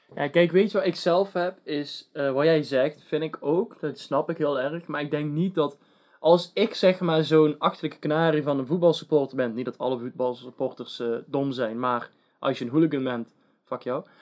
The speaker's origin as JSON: {"language": "Dutch", "country": "Netherlands", "said": "from the Netherlands."}